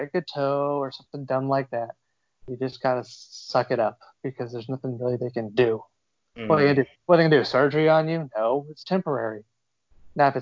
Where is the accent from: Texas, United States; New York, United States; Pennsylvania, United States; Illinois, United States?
Texas, United States; South; moved away; also born or lived in Austin, Texas; I'm from South Texas. And then I did live in Austin